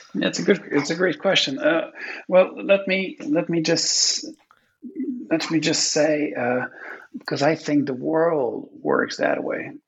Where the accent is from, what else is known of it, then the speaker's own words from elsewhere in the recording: Quebec, Canada; English is a second language; I'm from Quebec. Uh, it's a francophone province in Canada